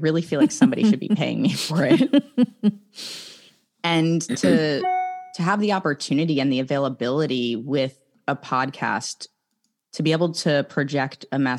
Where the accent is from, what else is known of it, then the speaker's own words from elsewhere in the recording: Northeast, United States; moved away; who am I now that I've left really all the people and places that I know growing up on the East Coast in the Northeast.